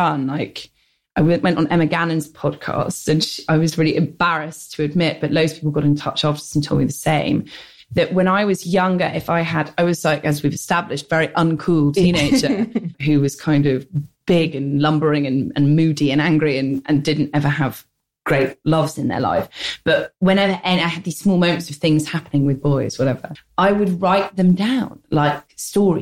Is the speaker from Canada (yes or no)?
no; London, United Kingdom; I grew up in the North London suburbs, which was like, I was the only non-Jewish person in Stanmore